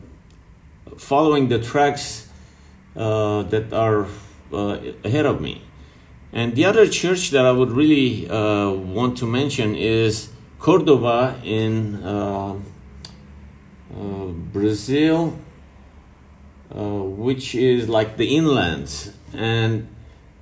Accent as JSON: {"language": "English", "country": "Lebanon", "tie": "born or raised there", "said": "growing up in Lebanon"}